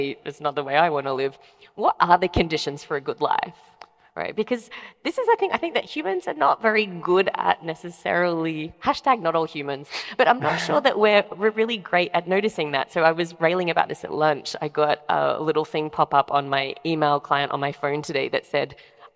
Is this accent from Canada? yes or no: no; Australia; I'm Australian